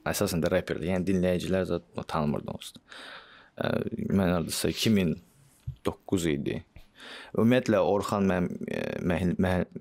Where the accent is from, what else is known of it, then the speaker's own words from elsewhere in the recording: Azerbaijan; Yox, mən Vasmoyda böyümüşəm. Biz Vasmoyda böyümüşük.